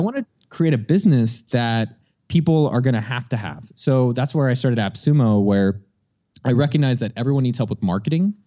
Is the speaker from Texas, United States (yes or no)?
no; San Jose, California, United States; born and raised in San Jose, California